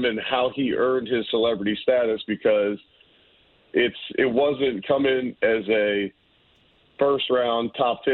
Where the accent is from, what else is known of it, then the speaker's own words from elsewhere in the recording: Cincinnati, Ohio, United States; moved away; I'm from Cincinnati